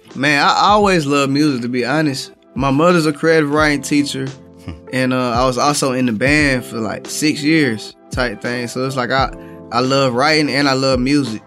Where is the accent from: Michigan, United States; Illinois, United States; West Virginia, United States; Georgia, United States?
Georgia, United States; Atlanta; I am from Atlanta, Georgia, the east side of Atlanta